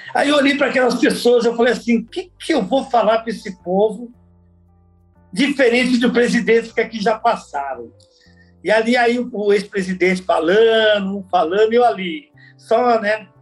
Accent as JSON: {"language": "Portuguese", "region": "São Paulo", "country": "Brazil", "tie": "born or raised there", "also_born_or_lived": "Alagoas", "said": "Eu, eu nasci em Alagoas, mas vim para São Paulo muito novo. Eu vim com dois anos de idade, então praticamente eu fui criado em São Paulo"}